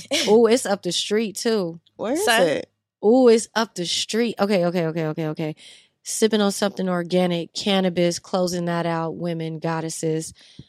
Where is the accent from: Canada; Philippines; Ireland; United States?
United States; New Orleans, Louisiana; especially when I was growing up in New Orleans, the girls are like 10 with C cups and big old booties.